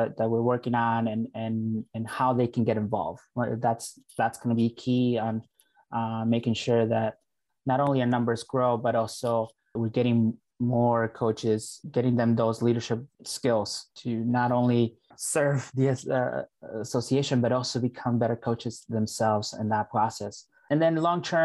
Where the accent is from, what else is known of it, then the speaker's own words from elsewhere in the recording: Northfield, Minnesota, United States; also born or lived in Mexico; Family's from Mexico. So we moved to Northfield, Minnesota when I was about 11 years old. And depending on who asks, I'll say that I'm from Northfield, Minnesota, because, you know, high school, grew up there